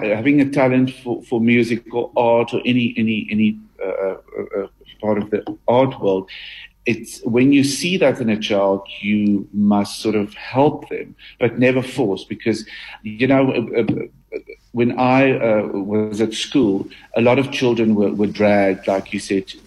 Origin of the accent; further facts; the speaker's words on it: Harrismith, Free State, South Africa; In the Free State. I grew up in Harry Smith.